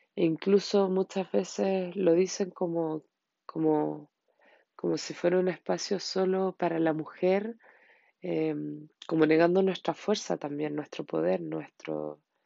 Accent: Chile; en mi país, Chile

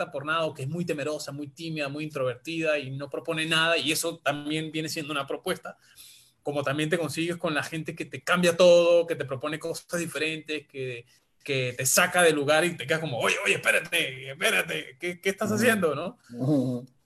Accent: Andes, Venezuela; Es venezolana, nacida en mi tierra también, en los Andes, pero vive en Perú desde los años 90.

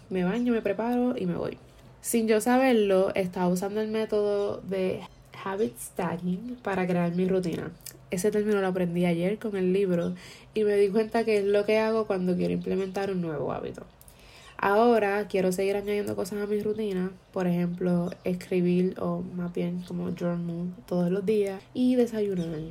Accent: Puerto Rico; fue la primera vez que salí de Puerto Rico desde séptimo grado

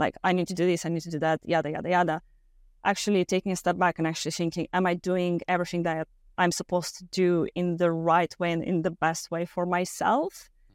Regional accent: Moldova; moved away; I'm originally from Moldova, Eastern Europe, very small country.

